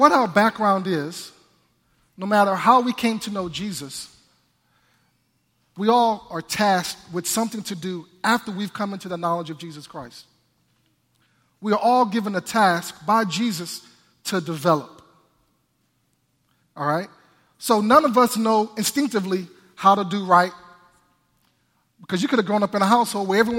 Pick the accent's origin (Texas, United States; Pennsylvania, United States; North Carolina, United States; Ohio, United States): Texas, United States; Houston; also born or lived in Tyler, Texas; I grew up in Houston, Texas